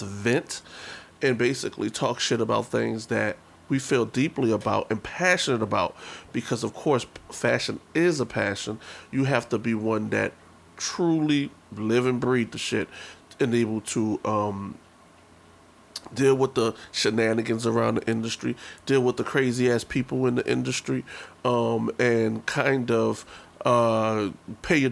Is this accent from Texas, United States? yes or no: no; New Orleans, Louisiana, United States; now in New York City, United States; I am a native New Orleanian, born and raised in the Third Ward Calio projects